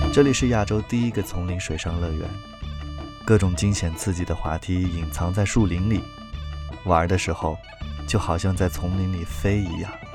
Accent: Kunming, Yunnan, China; 昆明没有海，对于从小在昆明长大的孩子来说

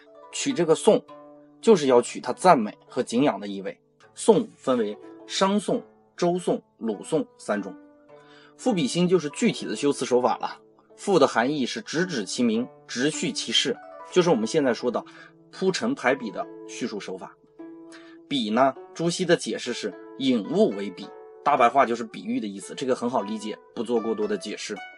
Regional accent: China; 但是我们中国人就能很完美的体会到这种依依的感觉。

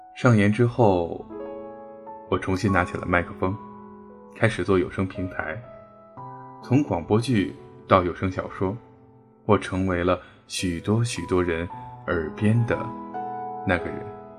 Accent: Beijing, China; 我是北京人，又是硕士

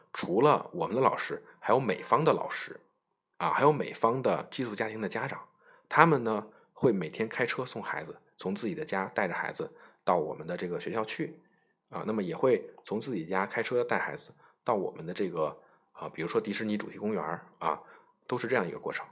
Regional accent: China; 我们中国人呢可能习惯于喝热水

